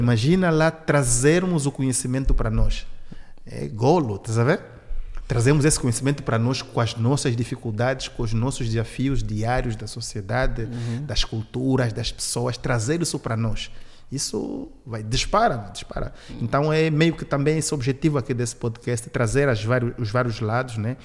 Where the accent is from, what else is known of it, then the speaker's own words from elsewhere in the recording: Benguela, Angola; now in Portugal; eu sou de Benguela